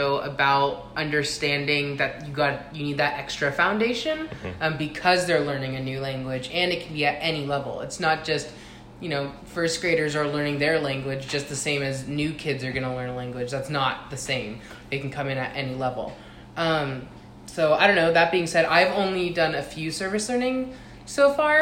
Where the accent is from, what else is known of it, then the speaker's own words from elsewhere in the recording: Southern California, United States; moved away; I'm also from Southern California